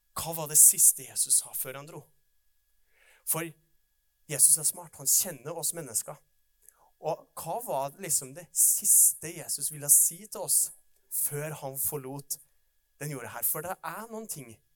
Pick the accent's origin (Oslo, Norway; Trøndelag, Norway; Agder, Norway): Trøndelag, Norway; Oppdal; jeg kommer fra Oppdal